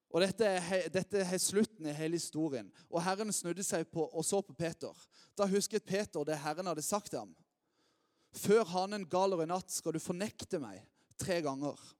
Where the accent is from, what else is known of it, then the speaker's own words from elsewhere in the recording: Lyngdal, Agder, Norway; now in Lista, Norway; jeg er oppvokst her i Lyngdal